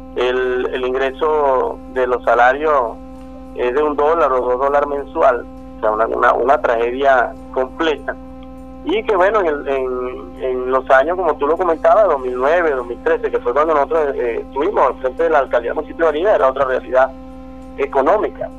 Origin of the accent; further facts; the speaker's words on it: Venezuela; como venezolanos